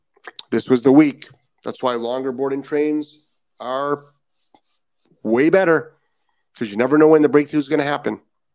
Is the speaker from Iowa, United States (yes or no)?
no; Indiana, United States; Constance, hello, fellow Hoosier. I'm excited to see someone else from my home state in the group. Yeah, there's a ton of people from Indiana.